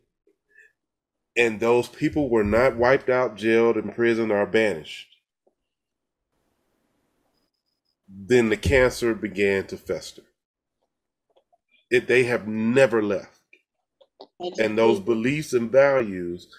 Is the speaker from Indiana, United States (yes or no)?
no; Jackson, Mississippi, United States; moved away; I grew up in Jackson